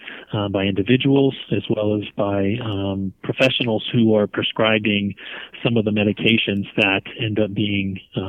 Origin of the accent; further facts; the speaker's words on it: Northern Virginia, United States; moved away as an adult; I grew up in Northern Virginia, high school there